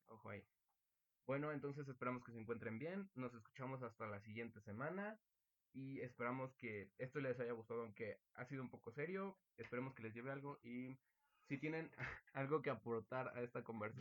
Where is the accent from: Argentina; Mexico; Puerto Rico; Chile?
Mexico; me siento muy orgulloso de ser mexicano